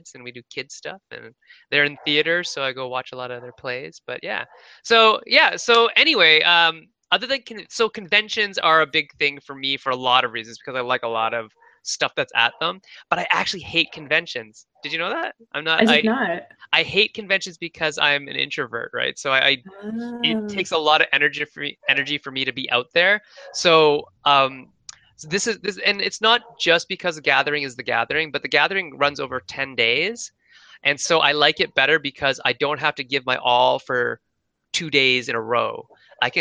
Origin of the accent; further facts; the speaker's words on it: London, Ontario, Canada; my hometown, London, Ontario